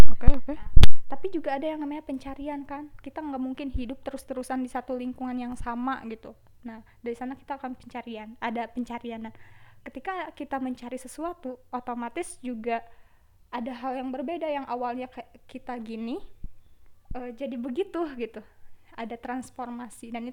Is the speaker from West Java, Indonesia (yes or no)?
yes; Garut, West Java, Indonesia; bahkan dari Garut semua kan aku asli Garut nggak ada perbedaan gitu